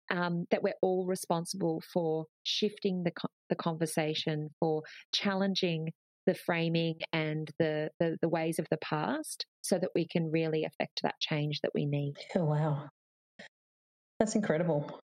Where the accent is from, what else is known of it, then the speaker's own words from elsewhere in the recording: Australia; You know, we're really passionate about being Australian